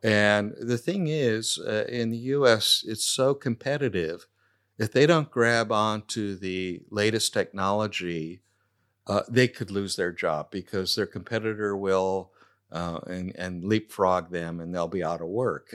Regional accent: Silicon Valley, California, United States; moved away as an adult; now in Adelaide, Australia; growing up in Silicon Valley, it was very materialistic

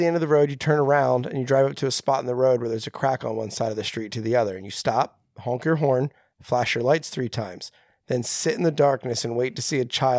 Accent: Phillipsburg, New Jersey, United States; I grew up being extra afraid of Bloody Mary because I thought her body was in my hometown.

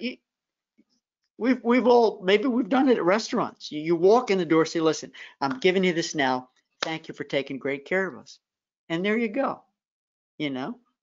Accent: Memphis, Tennessee, United States; my hometown

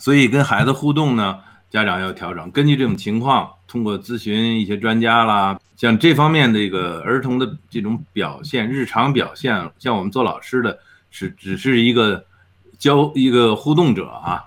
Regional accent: China; now in Edmonton, Canada; 我们中国人

